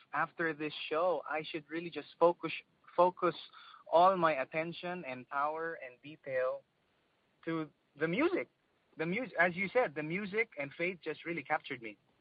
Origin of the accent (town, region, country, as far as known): Philippines